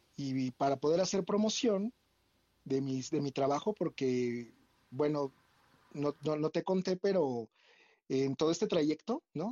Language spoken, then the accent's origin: Spanish; State of Mexico, Mexico; moved away; also born or lived in Querétaro / Puerto Vallarta / Riviera Maya / Cancún; yo nací en el Estado de México y pues soy hijo único